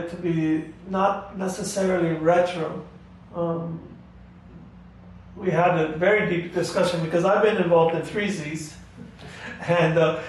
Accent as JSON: {"language": "English", "country": "United States"}